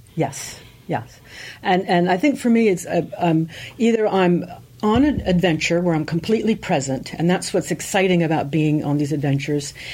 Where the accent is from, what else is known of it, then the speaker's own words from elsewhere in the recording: eastern shore of Maryland, United States; also born or lived in Germany; we grew up on the eastern shore of Maryland. We're actually immigrants from Germany, so I have a German heritage.